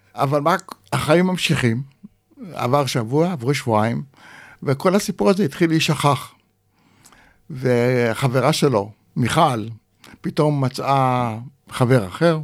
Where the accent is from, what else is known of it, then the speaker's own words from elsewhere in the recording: Rishpon, Central District, Israel; also born or lived in Kibbutz Shefayim; נולדתי בקיבוץ שפיים, ואחרי הפילוג הגדול, בשנת uh, אה, 50, ההורים עזבו את הקיבוץ ועברו לרשפון המושב